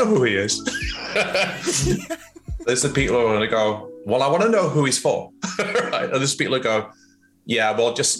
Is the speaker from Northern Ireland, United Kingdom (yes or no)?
no; Scotland, United Kingdom; moved away as an adult; also born or lived in Cayman Islands; now in London, United Kingdom; I was born in Scotland, and I moved to Cayman